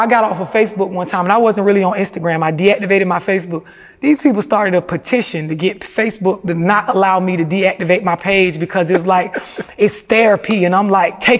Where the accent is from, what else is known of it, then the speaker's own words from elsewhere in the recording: St. Petersburg, Florida, United States; for the people that's familiar with St. Pete, it's like, you know, a project or an apartment complex